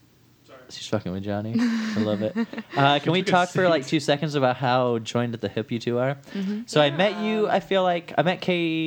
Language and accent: English; England, United Kingdom; born there; England. My sister and I both.